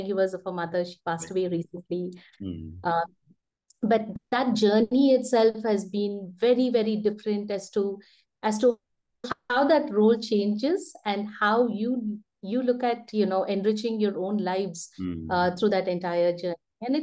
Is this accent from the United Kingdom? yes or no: no; India; growing up in India in the 80s and 90s